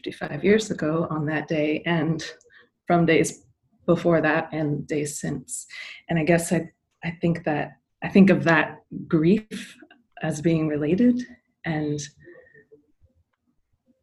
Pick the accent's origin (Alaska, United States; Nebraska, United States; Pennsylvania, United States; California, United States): Alaska, United States; Soldotna; now in New York, United States; I grew up on Dena'ina and Kanaitse land up in Alaska. And I live now in the Na'pe Hoking on the Lower East Side of Manhattan.